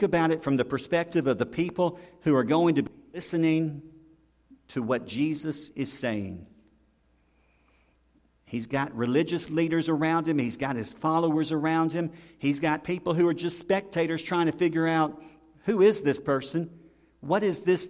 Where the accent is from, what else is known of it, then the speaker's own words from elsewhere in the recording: the South, United States; we're from the South